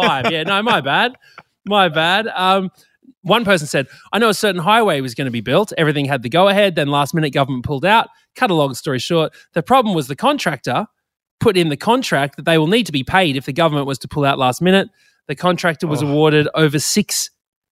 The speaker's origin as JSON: {"language": "English", "region": "Queensland", "country": "Australia", "also_born_or_lived": "New South Wales", "moved": "as an adult", "lives_now": "Sydney, Australia", "said": "I'm a Queenslander through and through, but I've been living in New South Wales for 15 years"}